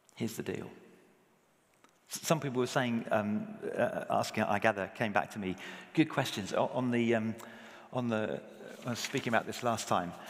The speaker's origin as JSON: {"language": "English", "region": "England", "country": "United Kingdom", "said": "speaking as an Englishman"}